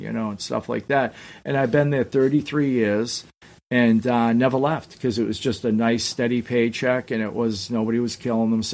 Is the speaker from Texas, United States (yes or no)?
no; Somerville, Massachusetts, United States; I was actually from Somerville, which is next to Malden. But no, it's funny. I grew up right outside of Boston